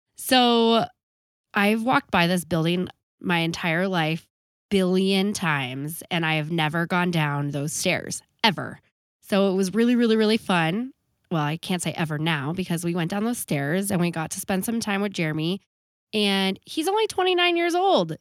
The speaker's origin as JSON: {"language": "English", "town": "Boulder", "region": "Colorado", "country": "United States", "tie": "born or raised there", "said": "I grew up in Boulder"}